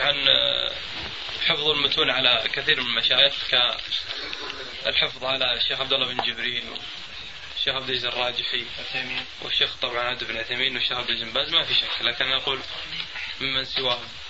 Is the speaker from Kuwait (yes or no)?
no; Buraydah, Al-Qassim, Saudi Arabia; في القصيم عندنا في بريدة